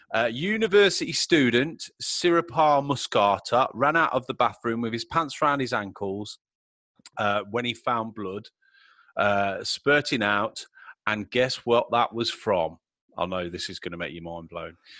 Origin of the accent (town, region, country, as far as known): Middle of England, United Kingdom